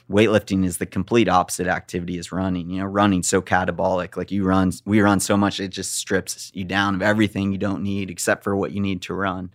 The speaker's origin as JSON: {"language": "English", "town": "Big Bear Lake", "region": "California", "country": "United States", "tie": "born or raised there", "said": "I grew up in Big Bear Lake where it's mountainous and beautiful"}